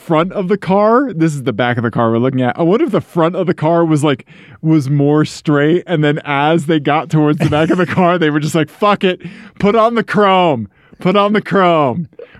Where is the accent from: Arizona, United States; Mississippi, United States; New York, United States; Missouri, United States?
Missouri, United States; This is what happens in Missouri. Ian, this is my home state.